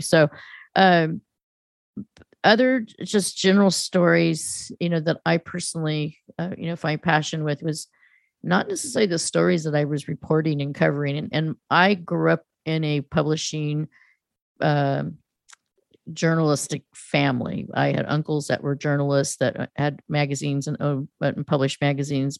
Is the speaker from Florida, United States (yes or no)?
no; near Stanford and UC Berkeley, California, United States; growing up in California, in proximity of of Stanford and UC Berkeley.